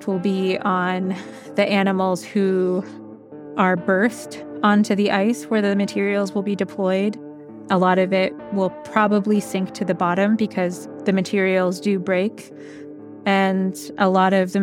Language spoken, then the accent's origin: English; St. Lawrence Island, Alaska, United States; I'm from St. Lawrence Island